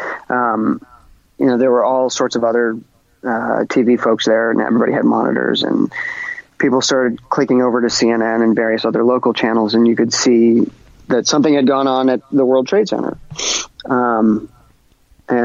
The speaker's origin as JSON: {"language": "English", "region": "New York", "country": "United States", "tie": "born or raised there", "said": "I was born and raised in New York"}